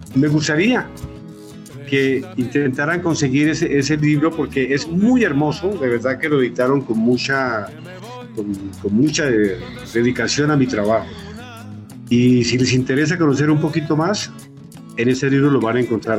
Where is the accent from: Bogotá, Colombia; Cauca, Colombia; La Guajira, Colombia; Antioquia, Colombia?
Cauca, Colombia; Patía Valley; moved away; mi gente allá en, mi pueblo, en el Valle del Patía